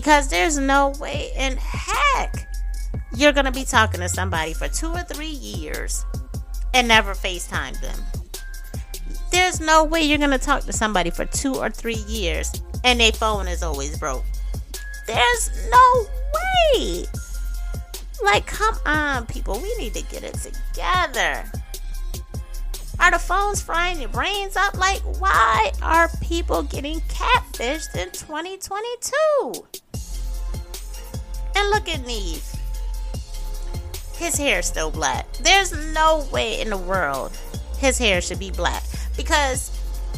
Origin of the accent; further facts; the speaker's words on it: Syracuse, New York, United States; my hometown of Syracuse, New York